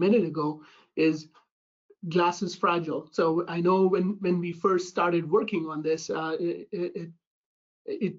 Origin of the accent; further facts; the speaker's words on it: India; moved away as an adult; now in United States; I'm originally from India